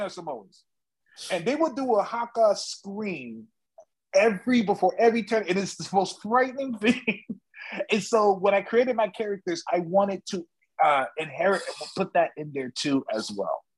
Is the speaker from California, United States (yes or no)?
yes; California, United States; me and Eli, we're from California